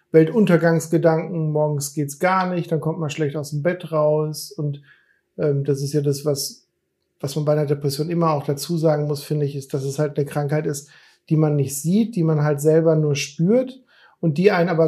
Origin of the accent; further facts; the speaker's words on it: Hesse, Germany; Ich bin ja aus dem Darmstädter Raum äh, eigentlich